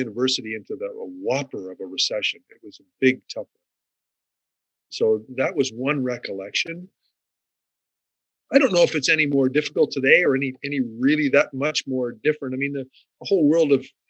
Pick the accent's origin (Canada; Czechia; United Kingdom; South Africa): Canada; Sioux Lookout, Ontario; moved away; my hometown of Sioux Lookout